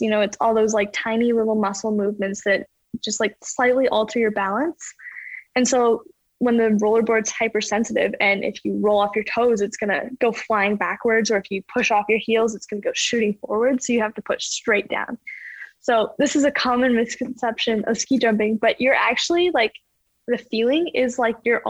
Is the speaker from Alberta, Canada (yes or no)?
yes; Calgary, Alberta, Canada; growing up in Calgary